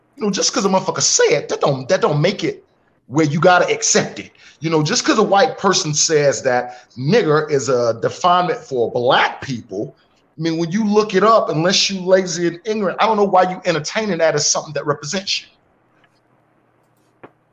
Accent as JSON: {"language": "English", "town": "Spartanburg", "region": "South Carolina", "country": "United States", "tie": "born or raised there", "also_born_or_lived": "Rock Hill, South Carolina", "said": "I was raised in Spartanburg"}